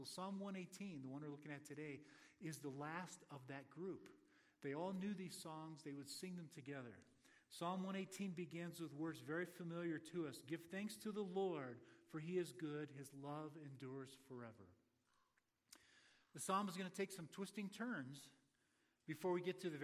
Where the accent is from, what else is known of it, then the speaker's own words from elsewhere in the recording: Florida, United States; moved away; I'm from Florida.